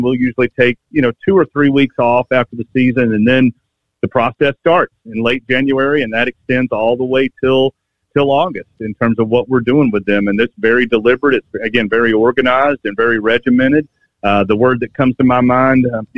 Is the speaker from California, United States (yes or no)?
no; Georgia, United States; moved away as an adult; now in Alabama, United States; I grew up in Georgia